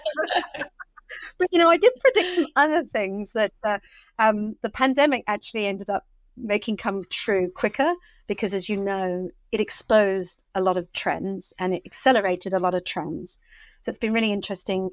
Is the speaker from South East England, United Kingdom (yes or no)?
yes; Brighton, South East England, United Kingdom; moved away as an adult; I'm now grounded with two children in school back in my hometown of Brighton